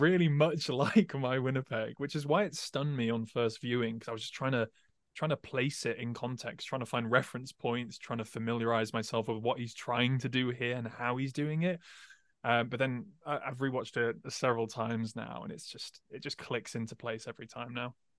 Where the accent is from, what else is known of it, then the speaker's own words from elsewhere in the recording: England, United Kingdom; growing up in England